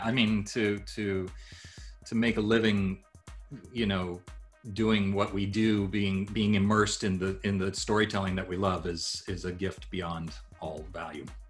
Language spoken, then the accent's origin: English; Japan; moved away; I grew up in Japan